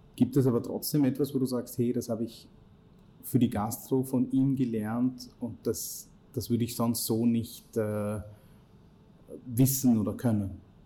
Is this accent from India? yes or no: yes; India; now in Austria; ich bin in Indien geboren und aufgewachsen